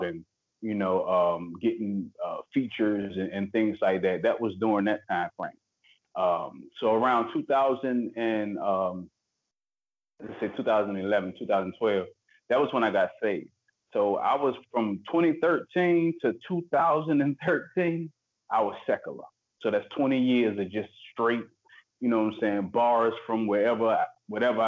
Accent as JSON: {"language": "English", "town": "Portsmouth", "region": "Virginia", "country": "United States", "tie": "born or raised there", "said": "I was born in Portsmouth, grew up in Virginia. I'm from Virginia."}